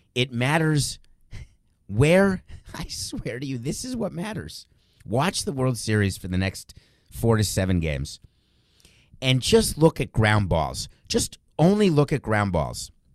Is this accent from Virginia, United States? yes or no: no; New York, United States; I'm a New Yorker, moved there in nineteen seventy-four. I was young, I was a kid